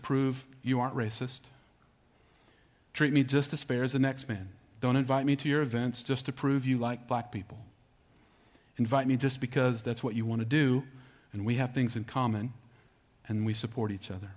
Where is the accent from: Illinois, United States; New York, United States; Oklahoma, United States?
Oklahoma, United States; Norman; moved away; I grew up in Norman, Oklahoma.